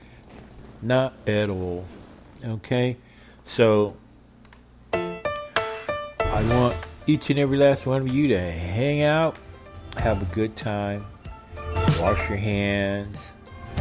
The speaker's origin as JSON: {"language": "English", "country": "United States", "tie": "born or raised there", "said": "the kids I grew up with in Roseman"}